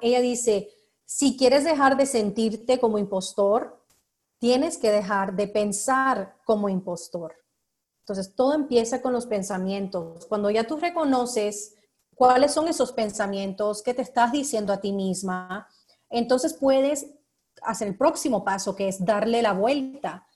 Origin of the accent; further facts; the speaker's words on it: United States; yo soy estadounidense